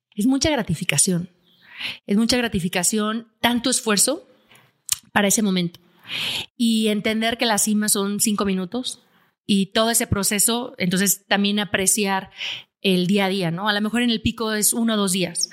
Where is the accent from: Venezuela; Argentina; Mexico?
Mexico; Aguascalientes; Yo soy de Aguascalientes, donde no hay montañas.